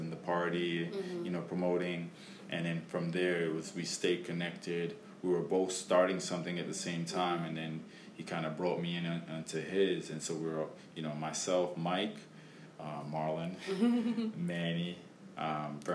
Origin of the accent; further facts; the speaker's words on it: Jamaica; also born or lived in Valley Stream, New York; now in United States; I am from the Caribbean, Jamaica, West Indies. That's where I was born and raised